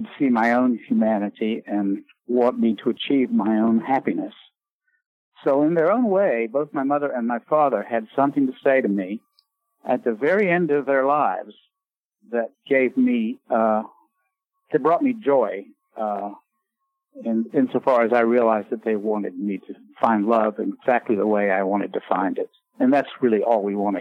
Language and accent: English; Raleigh, North Carolina, United States; moved away; my signing in Raleigh, in my hometown